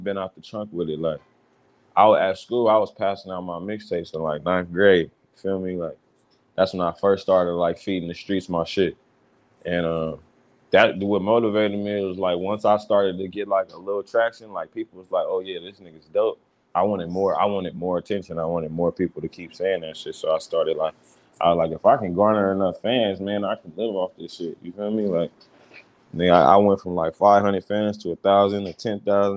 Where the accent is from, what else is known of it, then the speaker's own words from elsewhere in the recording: Fontana, California, United States; I'm from the Fontana and shit, north side